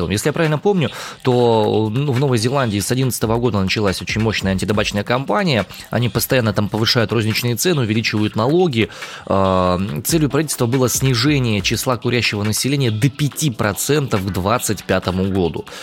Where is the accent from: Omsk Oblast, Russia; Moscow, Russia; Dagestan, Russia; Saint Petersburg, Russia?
Omsk Oblast, Russia; Omsk; я из Омска.